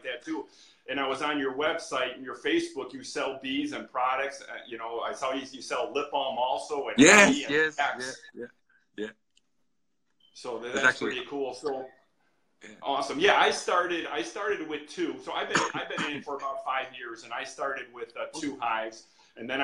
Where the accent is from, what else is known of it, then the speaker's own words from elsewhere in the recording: Chicago, Illinois, United States; We're from Chicago on the south side.